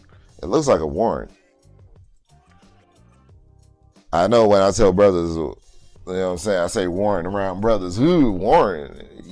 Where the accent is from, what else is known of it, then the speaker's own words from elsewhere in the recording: New Orleans, Louisiana, United States; But sorry, I'm talking like I'm from New Orleans. I am.